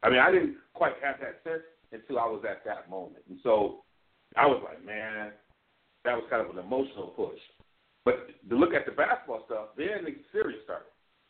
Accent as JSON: {"language": "English", "region": "Midwest", "country": "United States", "said": "as a Midwesterner"}